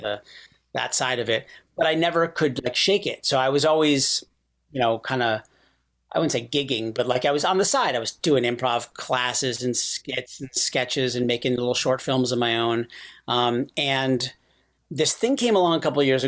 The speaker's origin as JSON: {"language": "English", "town": "Rochester", "region": "New York", "country": "United States", "tie": "born or raised there", "also_born_or_lived": "San Francisco", "moved": "yes", "said": "When I was growing up in Rochester, like I was always in the plays in school"}